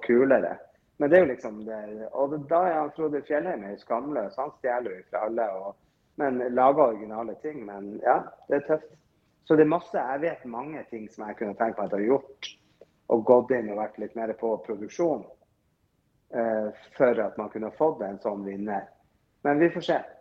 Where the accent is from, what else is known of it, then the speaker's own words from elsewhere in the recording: Northern Norway, Norway; Jeg er nordlending